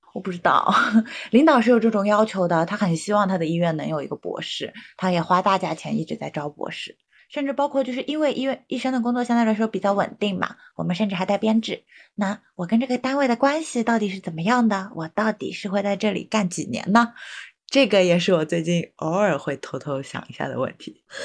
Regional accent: China; 我们中国人那么多

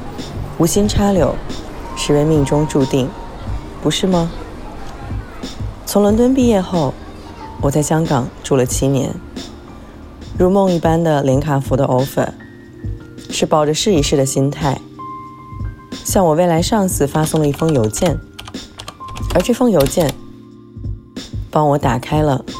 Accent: Beijing, China; moved away as an adult; also born or lived in London / Hong Kong; 这儿呢是北京，我的出生地。

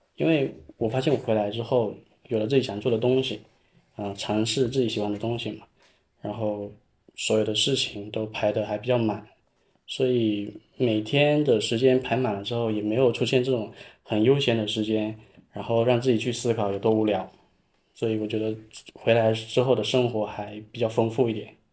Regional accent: Zhouning, Fujian, China; moved away as an adult; also born or lived in Shenzhen; 因为土生土长这边我更想说留住

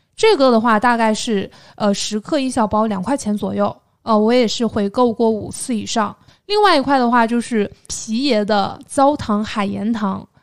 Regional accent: Xinyu, Jiangxi, China; 但是我在我们江西省信义市也经常可以买得到的

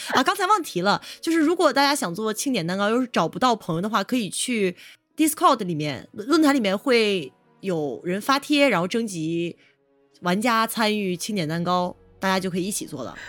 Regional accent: China; 我们中国人

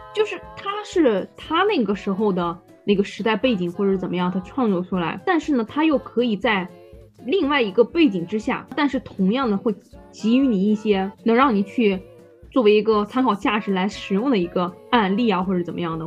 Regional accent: northern China, China; 我是北方人

